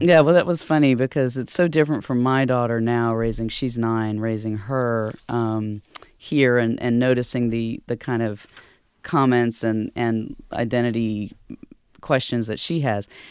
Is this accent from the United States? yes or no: yes; Durham, North Carolina, United States; also born or lived in Lumberton, North Carolina; my dad and mom, um, were living here in Durham when I was born in nineteen seventy-two